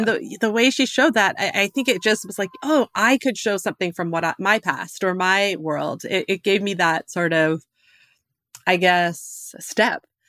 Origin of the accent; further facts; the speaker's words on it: Alberta, Canada; growing up in Alberta